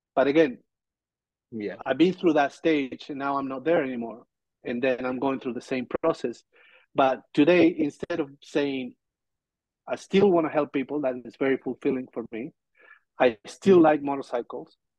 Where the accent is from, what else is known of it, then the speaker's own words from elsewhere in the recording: Argentina; moved away; I'm from Argentina.